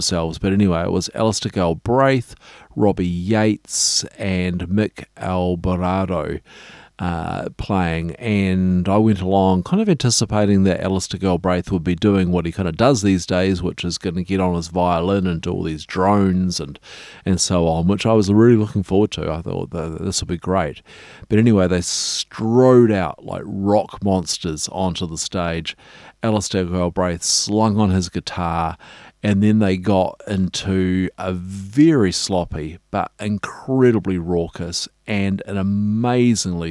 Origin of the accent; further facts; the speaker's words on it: Dunedin, Otago, New Zealand; I grew up in Dunedin